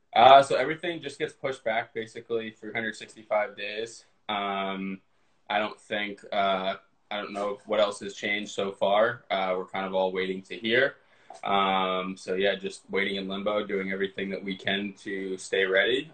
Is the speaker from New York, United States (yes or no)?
yes; Westchester County, New York, United States; I'm from New York, but I came out to California with my brother.